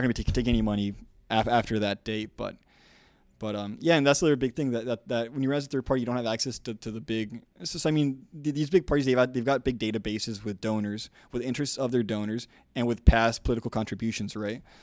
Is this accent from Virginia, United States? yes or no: no; South Texas, United States; I'm from South Texas.